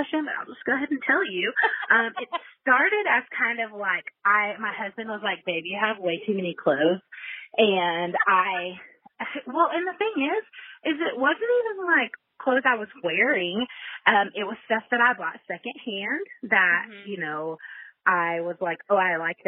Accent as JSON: {"language": "English", "region": "Texas", "country": "United States", "also_born_or_lived": "Colorado", "said": "I'm 34 and I am from Texas"}